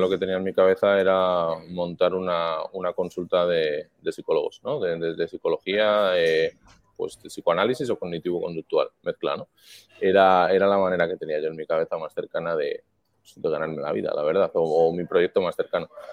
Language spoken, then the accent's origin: Spanish; Madrid, Community of Madrid, Spain; moved away as an adult; now in Miami, United States; nací en Madrid, eh, familia también de, aquí de España